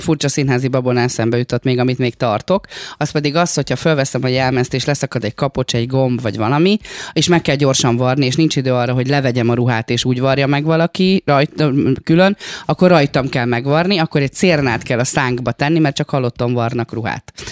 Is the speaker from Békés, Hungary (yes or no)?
yes; Békés, Hungary; now in Budapest, Hungary; én Békés megyei vagyok